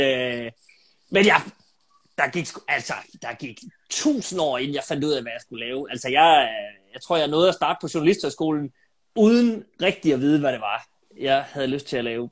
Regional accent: Aalborg, North Denmark Region, Denmark; jeg er født og opvokset i Aalborg, øh, inde midt i byen

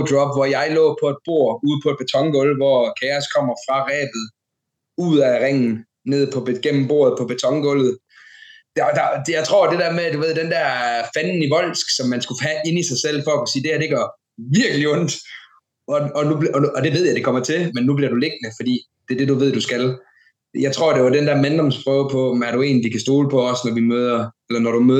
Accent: Randers, Central Denmark Region, Denmark; det var for en fuld remissen i Randers, begge to, altså min hjemby, hans hjemby.

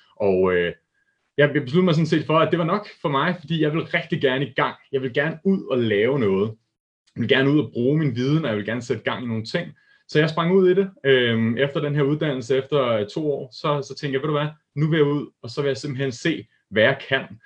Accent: Hillerød, Capital Region of Denmark, Denmark; der arbejdede jeg op i Hillerød, hvor jeg kommer fra, der er jeg født og opvokset

